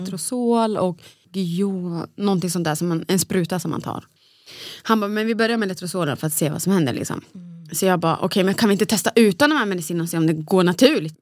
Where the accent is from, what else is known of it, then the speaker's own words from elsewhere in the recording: Sweden; moved away as an adult; also born or lived in Borås; now in Stockholm, Sweden; den spralliga tjejen från Borlänge